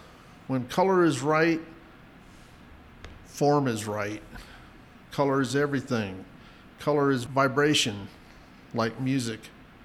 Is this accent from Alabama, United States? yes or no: no; White Deer, Texas, United States; also born or lived in Pampa, Texas; now in Santa Fe, United States; I'm from Santa Fe now, but I was born in Pampa, Texas.